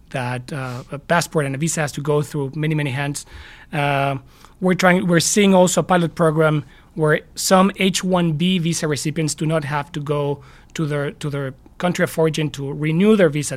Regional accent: Mexico City, Mexico; now in United States; while I was in Mexico City, my, my hometown

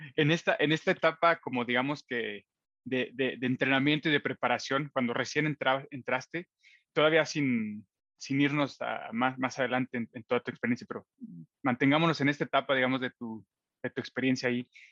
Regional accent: Matehuala, San Luis Potosí, Mexico; la ciudad eh, donde yo nací y crecí, y él también, en Matehuala, San Luis Potosí

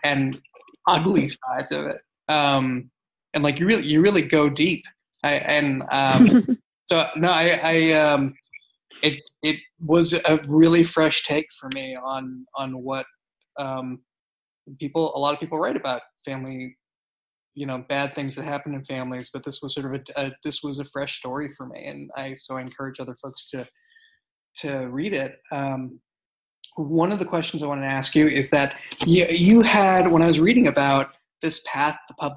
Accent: United States; as an American

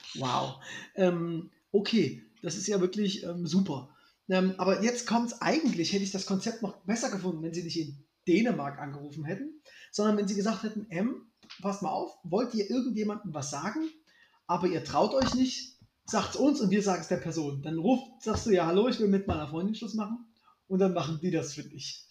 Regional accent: Germany

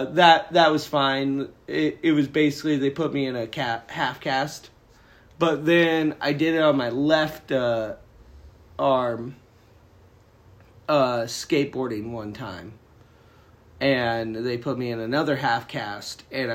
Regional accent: Philippines; I'm from the Philippines.

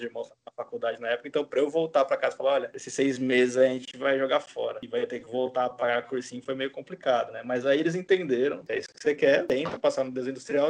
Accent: Bauru, São Paulo, Brazil; moved away as an adult; also born or lived in Cuiabá, Mato Grosso / Bahia; eu sou de Bauru, né? Sou, não sou nascido, mas fui criado em Bauru. Eu, na verdade, nasci no, em Cuiabá, no Mato Grosso, porque meu pai trabalhava lá, mas eu, puta, desde os seis meses de idade, morei em Bauru

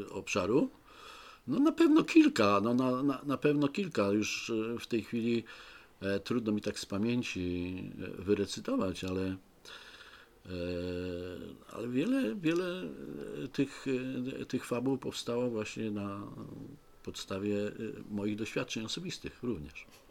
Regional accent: Poznań, Greater Poland, Poland

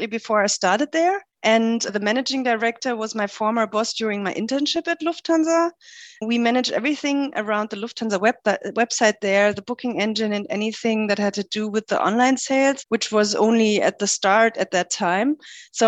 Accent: middle of Germany, Central Germany, Germany; moved away as an adult; also born or lived in Lüneburg; I grew up in a very small place in the middle of Germany

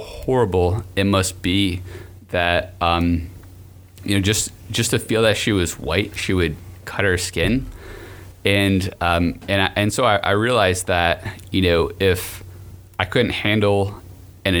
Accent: upstate New York, United States; now in Gainesville, United States; I'm from New York, upstate New York originally, and it is really cold there.

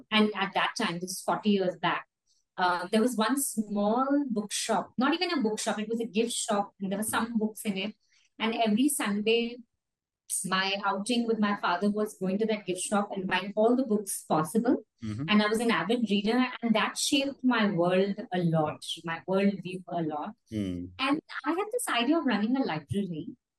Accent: India; also born or lived in Kolkata / Delhi; As a child, I was brought up in many states of India. I was born in Kolkata. Mm-hmm. My education was in Delhi.

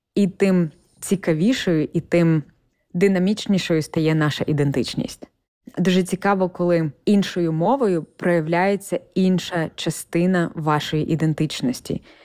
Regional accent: Ukraine; accent: Ukrainian; first language Ukrainian; moved away as an adult; now in United States; з України

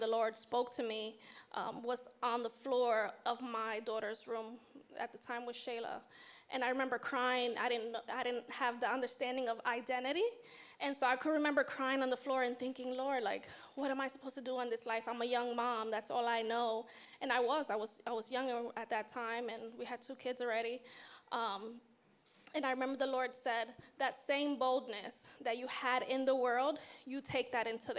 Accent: New York City, New York, United States; I was born and raised in Harlem, New York City

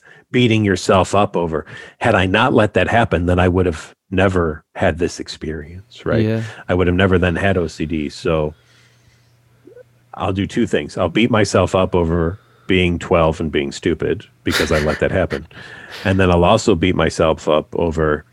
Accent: Chicago, Illinois, United States; I'm from Chicago

